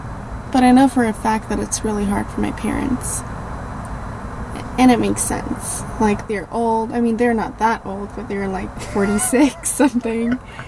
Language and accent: English; Iran